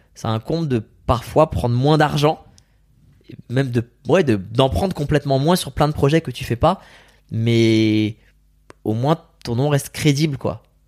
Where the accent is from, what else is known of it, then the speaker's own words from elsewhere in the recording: France; French is a second language; also born or lived in Iran; moi je suis en France petit